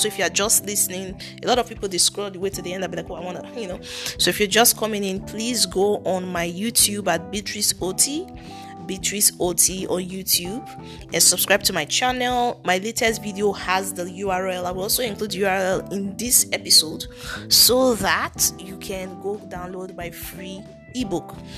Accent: Nigeria; accent: thick Nigerian; I have a thick Nigerian accent

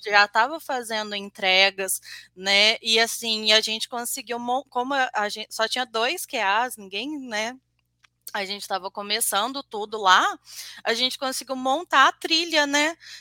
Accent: Juiz de Fora, Minas Gerais, Brazil; eu sou de Juiz de Fora, Minas Gerais

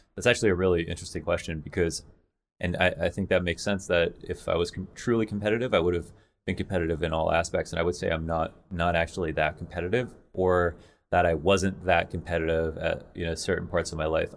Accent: London, Ontario, Canada; also born or lived in Montreal / Toronto; I was born in Montreal, moved to London, Ontario, and then it was, like, me and my mom

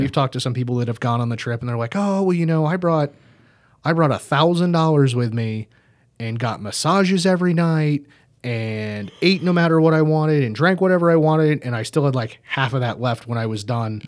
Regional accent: United States; we're American

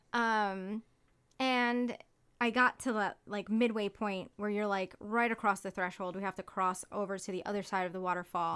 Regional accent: Hawaii, United States; now in Ithaca, United States; I grew up in Hawaii

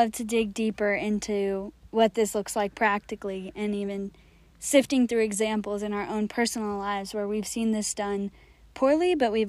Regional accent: India; the types of questions that I've been wrestling with as an Indian Christian, to really contextualize my faith

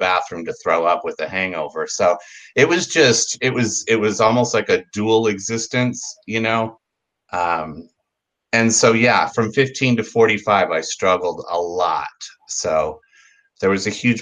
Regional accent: San Diego, California, United States; also born or lived in Pacific Beach, San Diego; as a kid growing up in San Diego

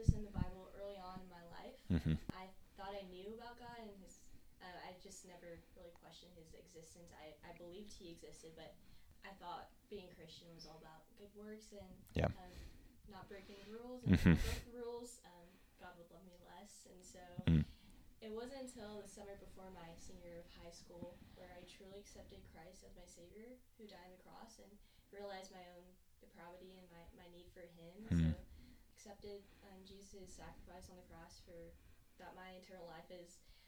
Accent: Dallas, Texas, United States; now in Fort Worth, United States; I'm from Dallas, Texas

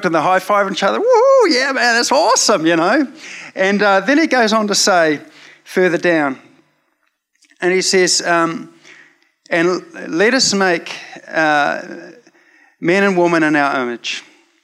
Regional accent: New Zealand; growing up in Te Aritu Bible Chapel in the 80s

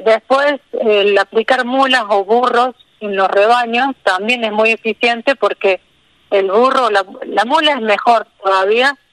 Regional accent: Río Tercero, Córdoba, Argentina; moved away as an adult; now in Villa Rumipal, Argentina; Yo soy de Río Tercero, que es una ciudad al sur de Córdoba.

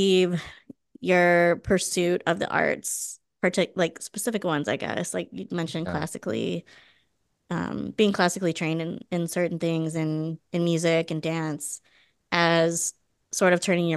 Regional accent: Evanston, Illinois, United States; I grew up in Evanston

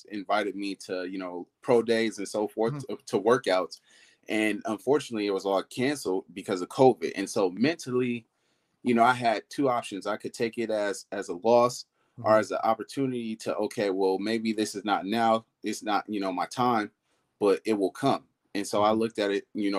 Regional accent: Oakland, California, United States; I was born and raised in Oakland, California

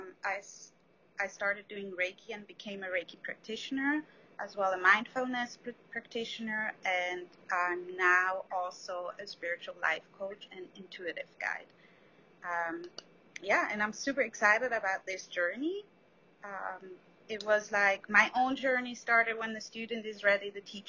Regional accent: Switzerland; moved away as an adult; now in New York, United States; I'm originally from Switzerland

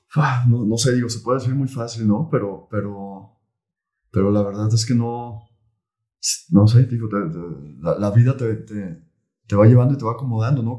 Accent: Tala, Jalisco, Mexico; moved away as an adult; now in Guadalajara, Mexico; yo soy de Tala. Tala es una ciudad aquí, ciudad eh, pequeña, cerca de, Guadalajara, 50 kilómetros. Y ahí nací, ahí crecí, y luego me vine a estudiar la universidad para acá.

